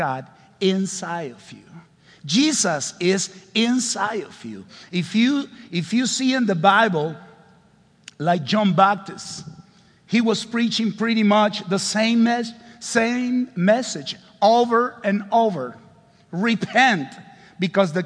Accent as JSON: {"language": "English", "country": "Honduras", "second_language": "English", "said": "I am from Honduras, considered one of the poorest countries in the world."}